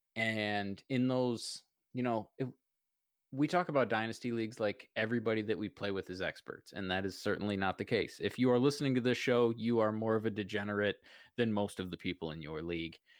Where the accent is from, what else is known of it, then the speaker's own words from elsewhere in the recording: Michigan, United States; I am from the East Coast, Michigan, Eastern time zone.